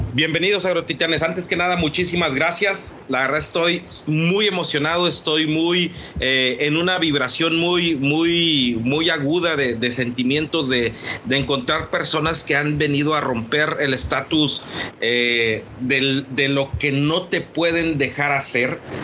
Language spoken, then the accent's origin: Spanish; Mexico; como mexicanos